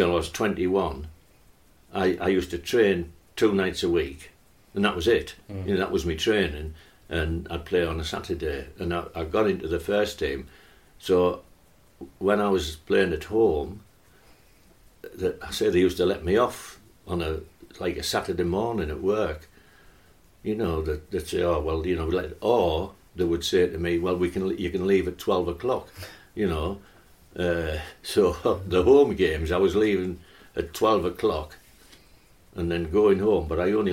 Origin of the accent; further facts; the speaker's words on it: North East England, United Kingdom; North East lads